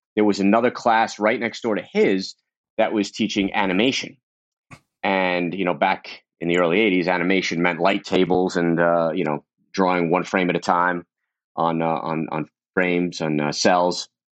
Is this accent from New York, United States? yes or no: yes; New York City, New York, United States; I grew up in Brooklyn, in Coney Island